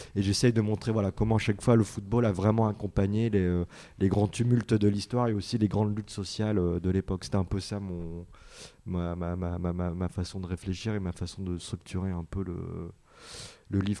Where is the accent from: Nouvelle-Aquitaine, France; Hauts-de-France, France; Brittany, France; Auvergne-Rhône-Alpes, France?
Hauts-de-France, France; Roubaix; je suis d'origine portugaise et en plus je viens de, de Roubaix, donc c'est la banlieue industrielle de, de Lille, donc euh, où il y a beaucoup le, football d'usine. Donc moi j'ai baigné dedans, euh, gamin